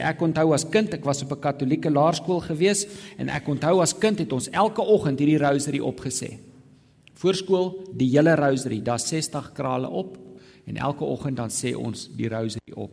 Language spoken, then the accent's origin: Afrikaans; South Africa; moderne Afrikaner protestante